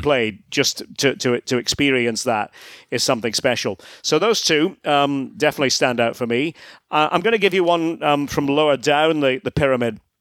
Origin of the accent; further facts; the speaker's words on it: Scotland, United Kingdom; moved away as an adult; spent a lot of time in my home country, Scotland, broadcasting.